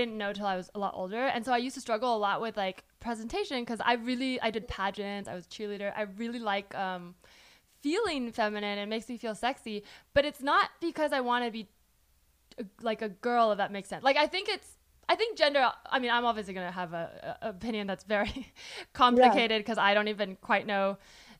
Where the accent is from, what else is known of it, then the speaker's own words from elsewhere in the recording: California, United States; moved away; I'm from California, so a lot of my friends at home were